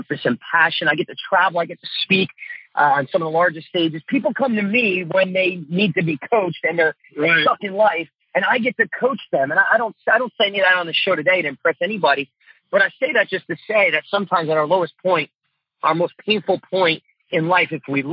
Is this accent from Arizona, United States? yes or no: no; New Jersey, United States; moved away as an adult; also born or lived in Tulsa, Oklahoma; growing up in Jersey